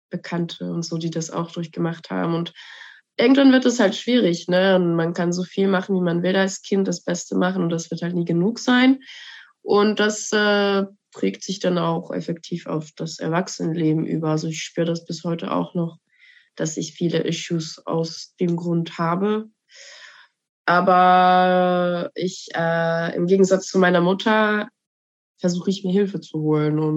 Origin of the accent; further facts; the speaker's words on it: Bern, Switzerland; ich bin dann effektiv in Bern aufgewachsen, lange